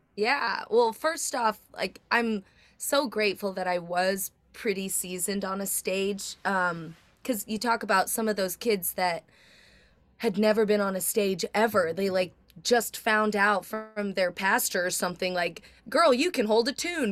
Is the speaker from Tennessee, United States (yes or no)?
yes; Nashville, Tennessee, United States; we're both from Nashville, country singers